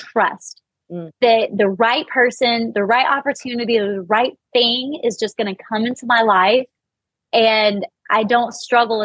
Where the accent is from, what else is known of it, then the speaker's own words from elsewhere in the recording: Missouri, United States; I'm from Missouri